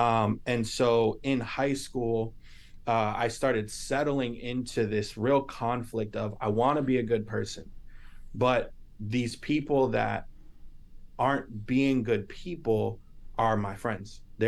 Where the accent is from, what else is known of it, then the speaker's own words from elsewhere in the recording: Lynn, Massachusetts, United States; also born or lived in Salem / Texas; I was born in Salem, which is North Shore, Boston, and then lived in Texas for 5 years, came back around middle school, lived and grew up in Lynn through middle school, high school.